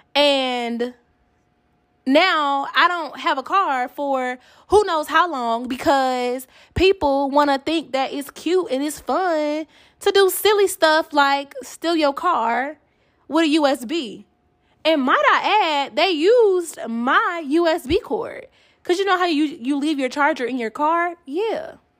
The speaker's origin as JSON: {"language": "English", "town": "Atlanta", "region": "Georgia", "country": "United States", "moved": "yes", "lives_now": "Kansas City, United States", "said": "I am from Atlanta"}